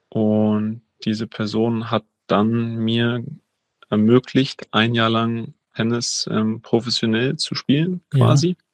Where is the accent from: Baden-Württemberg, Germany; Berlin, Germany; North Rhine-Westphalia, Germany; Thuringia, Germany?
Berlin, Germany; Also ich bin in Wannsee aufgewachsen, ähm, in Berlin, kleiner, kleiner Teil, ein bisschen außerhalb, nicht in der Stadt, ähm, wie sich das die meisten vorstellen.